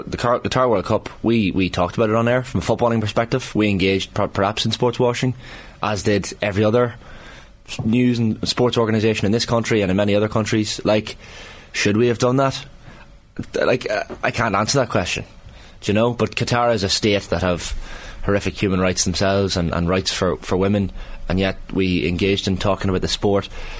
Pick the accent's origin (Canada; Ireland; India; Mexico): Ireland; Monaghan, Ulster; British government colluded to blow up my hometown of Monaghan in 1974.